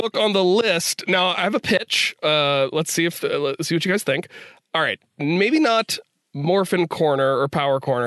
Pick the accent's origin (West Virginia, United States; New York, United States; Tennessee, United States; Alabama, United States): West Virginia, United States; I'm from West Virginia.